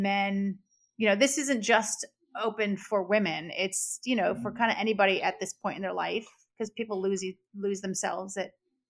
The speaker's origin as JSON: {"language": "English", "region": "South Florida", "country": "United States", "tie": "born or raised there", "said": "I grew up in South Florida"}